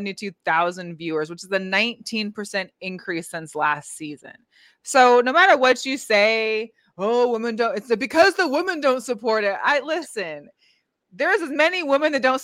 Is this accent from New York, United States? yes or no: no; Seattle, Washington, United States; moved away; I'm from Seattle. So I was in the area of the Storm most of my life